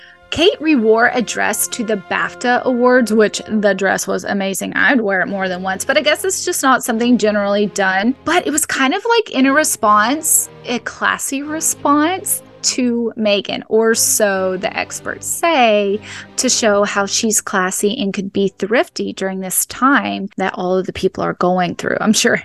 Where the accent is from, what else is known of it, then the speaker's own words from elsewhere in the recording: Arkansas, United States; I can say as a Southerner and an Arkansan